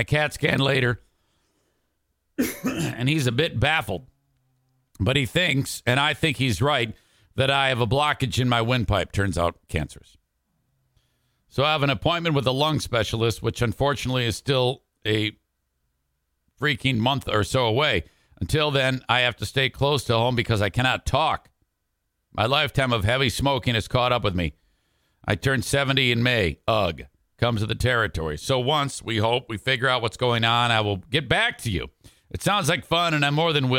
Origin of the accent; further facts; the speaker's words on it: Detroit, Michigan, United States; now in West Michigan, United States; I grew up in Detroit